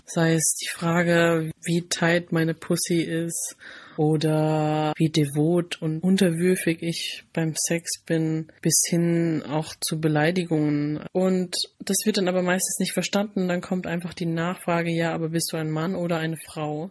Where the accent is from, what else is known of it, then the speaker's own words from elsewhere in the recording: Rhineland-Palatinate, Germany; Ich bin in einem super kleinen Dorf aufgewachsen in der Pfalz